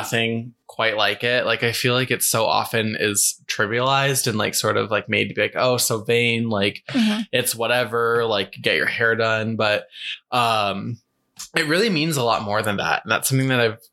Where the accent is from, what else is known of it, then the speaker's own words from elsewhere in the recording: Fort Collins, Colorado, United States; I'm from Colorado. I'm from Fort Collins.